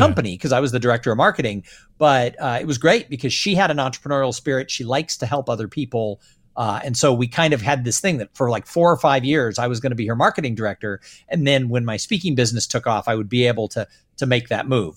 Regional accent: Southern California, United States; I grew up in Southern California

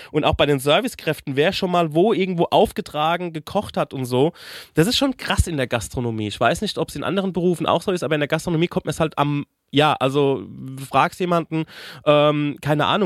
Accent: Aschaffenburg, Bavaria, Germany; wo seid ihr her? Ja, Aschaffenburg, Frankfurt, der Umleiter gesagt, ach, Aschaffenburg. Ich habe irgendwie vier Jahre in Mömpris gekocht, ne? Also das ist äh

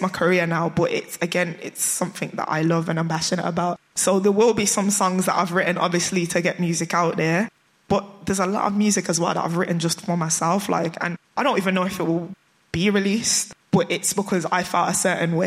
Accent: Birmingham, West Midlands, United Kingdom; a Brummie

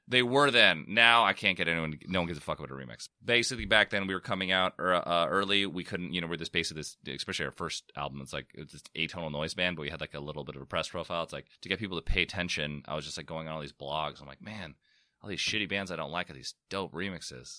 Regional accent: San Diego, California, United States; I'm, I'm from San Diego

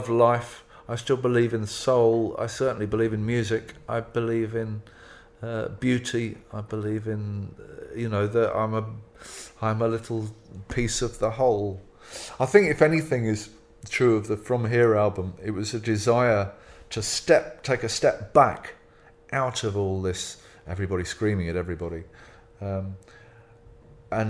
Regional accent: England, United Kingdom; I'm from England. I grew up in England with English culture.

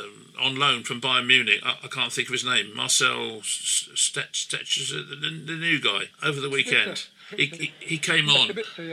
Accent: London, United Kingdom; No, well, I'm Welsh myself. I was born in London, but actually, both my parents are Welsh. My mother was born in a place called Pembrey, if you know it, near Fos Las, the racecourse. And my dad was born in Aberdare, so.

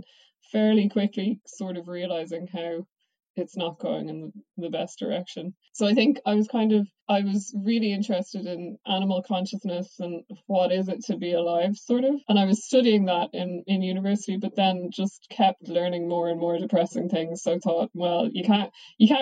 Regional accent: Dublin, Leinster, Ireland; now in Oxford, United Kingdom; I'm from Dublin

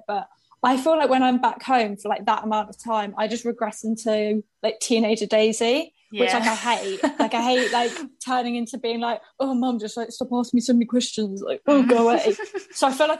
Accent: Worthing, South East England, United Kingdom; also born or lived in Brighton; now in Manchester, United Kingdom; I'm now living in Manchester. I'm originally from Worthing, which is like a seaside town near Brighton.

